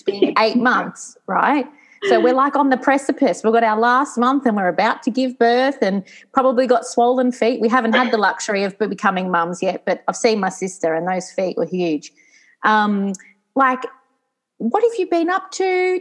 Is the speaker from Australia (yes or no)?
yes; Geelong, Victoria, Australia; moved away as an adult; now in Novara, Italy; I grew up in Geelong.